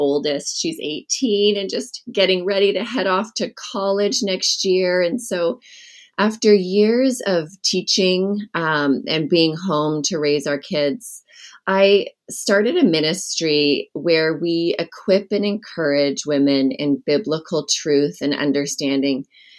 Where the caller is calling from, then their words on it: Brush Prairie, Washington, United States; I'm calling in from Brush Prairie, Washington, where I live. It's a small community on the outskirts of Portland, Oregon.